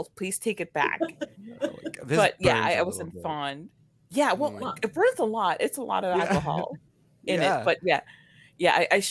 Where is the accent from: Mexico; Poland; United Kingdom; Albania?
Mexico; moved away; Growing up in Mexico, there's this thing called rompope